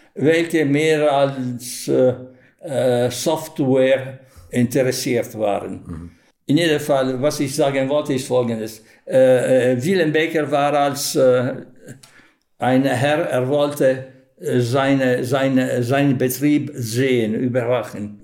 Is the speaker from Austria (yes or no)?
no; Modena, Emilia-Romagna, Italy; German is a second language; also born or lived in Germany; ich habe immer gesagt, Modena